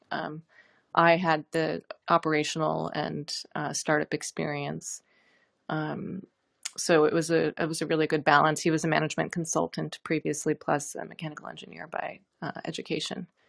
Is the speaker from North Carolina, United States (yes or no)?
no; New York City, New York, United States; moved away as an adult; also born or lived in Los Angeles; I grew up in New York City